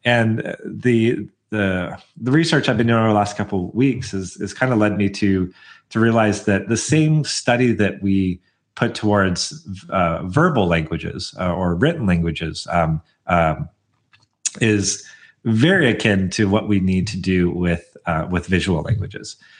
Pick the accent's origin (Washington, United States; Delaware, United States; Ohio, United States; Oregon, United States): Oregon, United States; Portland; I'm from the Portland area